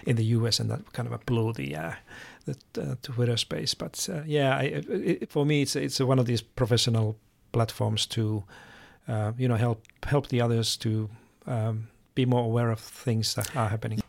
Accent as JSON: {"language": "English", "country": "Finland", "moved": "yes", "said": "I come from Finland"}